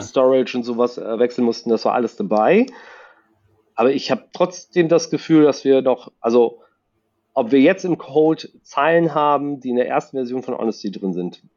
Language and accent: German; La Paz, Bolivia; now in Cologne, Germany; Ich komme aus La Paz, Bolivien